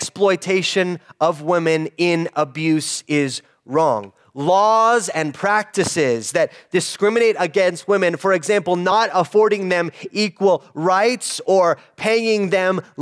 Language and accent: English; United States; an American in the 21st century